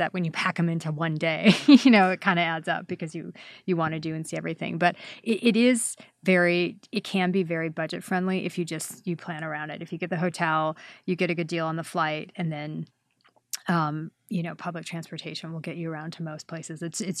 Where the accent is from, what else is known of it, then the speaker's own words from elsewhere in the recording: Wisconsin, United States; I'm from Wisconsin, right. So it never gets that cold.